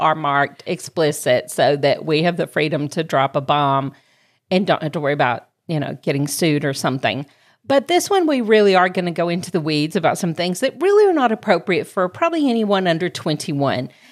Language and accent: English; Georgia, United States; accent: southern; now in Greenville, United States; my hometown's actually Georgia, but my s, adopted hometown of Greenville, South Carolina